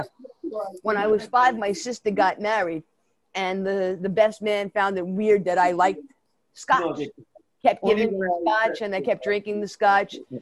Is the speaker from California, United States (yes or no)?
no; New York City, New York, United States; accent: Brooklyn; I grew up in Brooklyn, if you can't tell my New York accent, it's really a Brooklyn accent